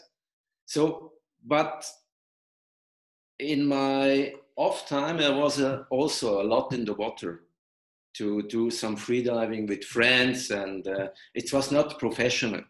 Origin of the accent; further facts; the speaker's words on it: Switzerland; I am from Switzerland